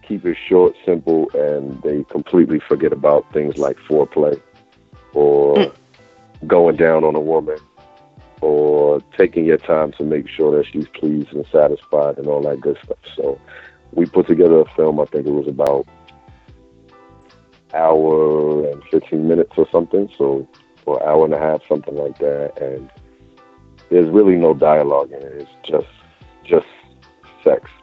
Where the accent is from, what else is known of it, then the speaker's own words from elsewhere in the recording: New Jersey, United States; I'm from Jersey